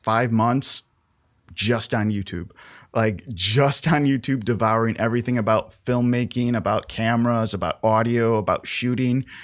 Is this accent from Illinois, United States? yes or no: yes; Chicago, Illinois, United States; born and raised in Chicago.